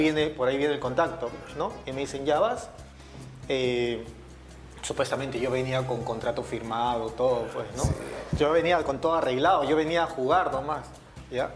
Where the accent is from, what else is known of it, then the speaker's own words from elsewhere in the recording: Lima, Peru; also born or lived in Callao; Sí, yo nací en el Callao. Yo soy chalaco, ¿no? De nacimiento, pero desde que tengo uso de razón soy de Surco, de, San Ignacio, por la Richie, por ahí, por esa zona.